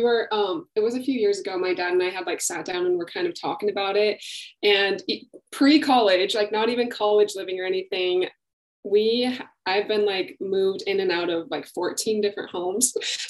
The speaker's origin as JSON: {"language": "English", "region": "Wyoming", "country": "United States", "tie": "born or raised there", "also_born_or_lived": "Idaho", "said": "So like I said, I'm from Wyoming, born in Idaho, raised in Wyoming."}